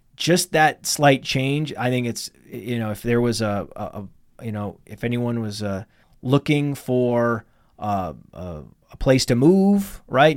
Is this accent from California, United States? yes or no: no; Millinocket, Maine, United States; now in Connecticut, United States; when I was growing up in Millinocket, Maine, which is northern Maine